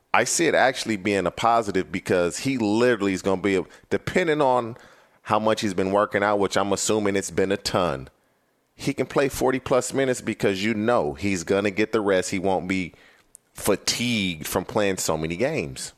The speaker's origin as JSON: {"language": "English", "region": "California", "country": "United States", "tie": "born or raised there", "also_born_or_lived": "Cincinnati", "said": "I'm born and raised in California"}